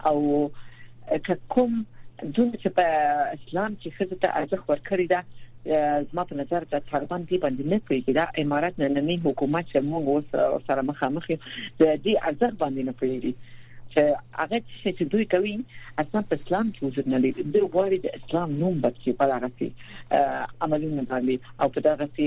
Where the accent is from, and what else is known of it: Afghanistan